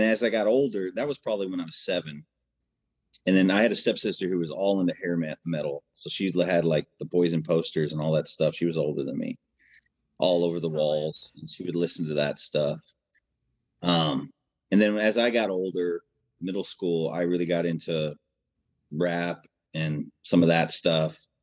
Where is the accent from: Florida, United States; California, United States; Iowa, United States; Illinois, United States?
Illinois, United States; Chicago; also born or lived in Arkansas; now in Nashville, United States; I was born in Arkansas, but raised in Chicago